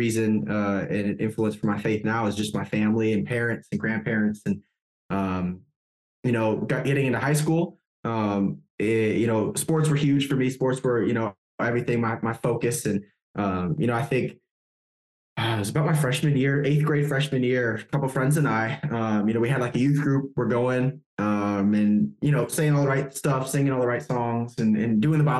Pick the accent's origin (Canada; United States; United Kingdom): United States; Wisconsin; moved away as an adult; now in Germany; I grew up in Wisconsin